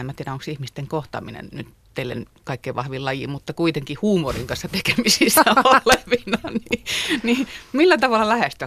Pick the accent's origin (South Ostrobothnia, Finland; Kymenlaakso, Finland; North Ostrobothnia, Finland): Kymenlaakso, Finland; moved away; Mä oon siis Kymenlaaksosta kotoisin.